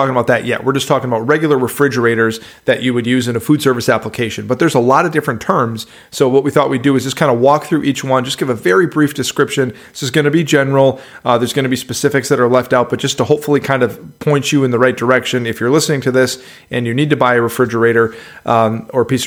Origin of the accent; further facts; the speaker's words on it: Midwest, United States; You've got some twang coming from someone that was born and raised in the Midwest